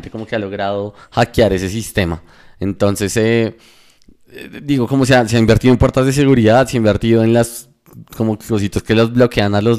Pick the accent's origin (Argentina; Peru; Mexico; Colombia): Colombia; Bogotá; Yo soy Rolo al 100.